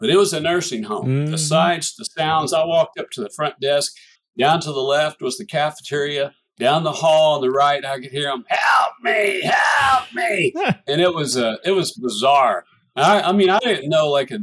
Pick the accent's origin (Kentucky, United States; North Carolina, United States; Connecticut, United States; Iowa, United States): Kentucky, United States; moved away as an adult; also born or lived in Tupelo, Mississippi; growing up in Kentucky